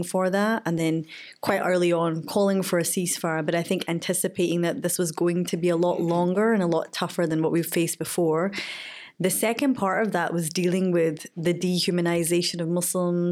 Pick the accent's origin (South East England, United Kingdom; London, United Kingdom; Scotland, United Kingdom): Scotland, United Kingdom; Glasgow; Born and raised in Glasgow